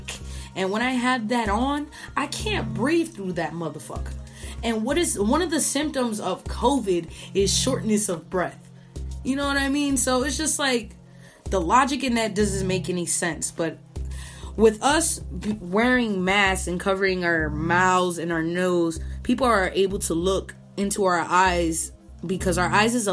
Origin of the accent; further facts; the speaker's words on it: Puerto Rico; now in United States; labeled as a Boricua